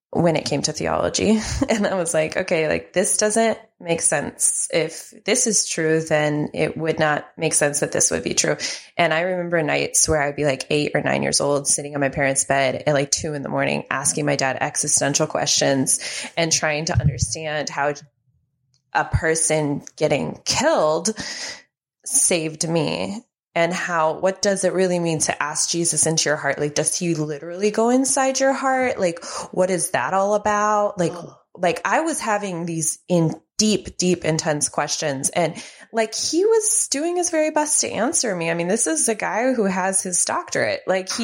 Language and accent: English; Mexico City, Mexico; moved away as an adult; now in United States; I grew up in Mexico City, Mexico.